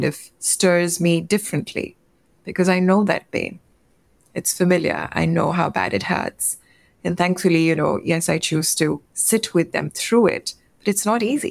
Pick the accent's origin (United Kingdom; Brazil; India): India; I'm from India and we have very close-knit extended family systems. So I grew up with my uncles and aunts.